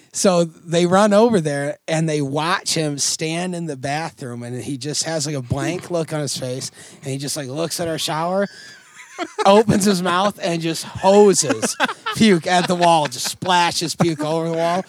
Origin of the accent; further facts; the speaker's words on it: Oswego, New York, United States; growing up in Oswego